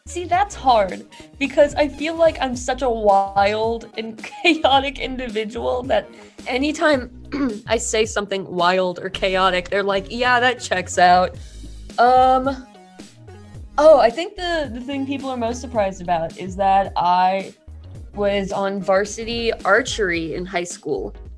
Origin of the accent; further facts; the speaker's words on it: Kentucky, United States; moved away as an adult; also born or lived in Indiana; I'm from Kentucky, so it's very popular down there. And I came up to Indiana for college